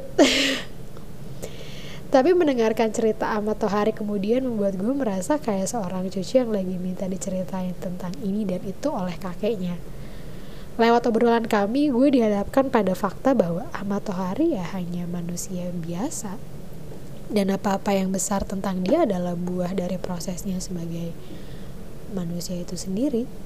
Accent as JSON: {"language": "Indonesian", "town": "Cikarang", "region": "West Java", "country": "Indonesia", "said": "gue sebagai orang Cina benteng dari Cikarang tentu punya satu set pengetahuan dan pengalaman yang sangat berbeda dengan orang Cina Jembatan 5 atau Cina Kelapa Gading gitu"}